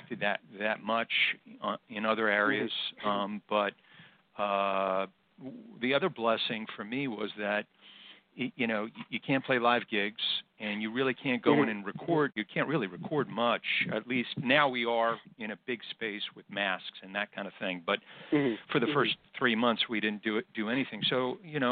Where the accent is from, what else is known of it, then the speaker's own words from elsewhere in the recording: New York City, New York, United States; I grew up in New York City. And I was born in Brooklyn and lived in just about every borough